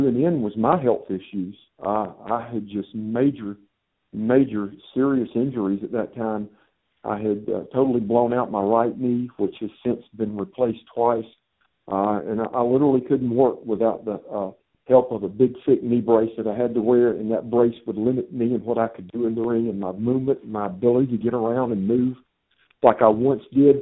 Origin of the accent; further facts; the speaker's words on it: United States; also born or lived in Japan; I was excited about coming back home, being able to work in my home country